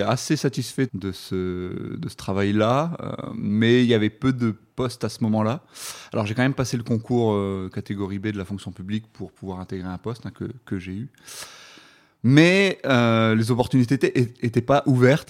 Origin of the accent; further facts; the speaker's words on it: Dunkirk, Hauts-de-France, France; moved away as an adult; now in Grenoble, France; je, suis originaire de Dunkerque, donc dans le nord de la France, donc euh, dans le plat pays